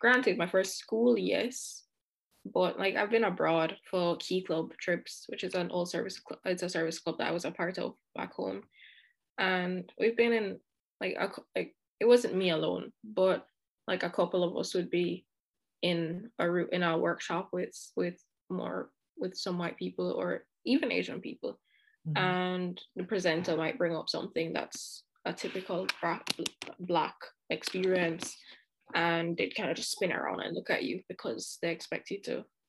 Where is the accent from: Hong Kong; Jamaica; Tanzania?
Jamaica; now in Paris, France; I also speak Patois because I'm Jamaican and I grew up in Jamaica